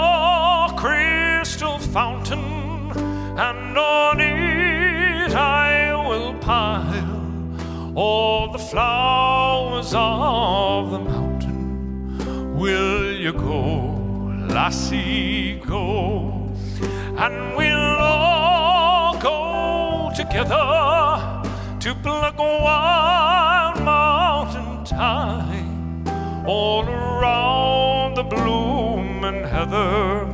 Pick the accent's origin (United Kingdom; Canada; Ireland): Ireland; now in United States; We as Irish feel very connected to this because I suppose we know what it's like to be an occupied country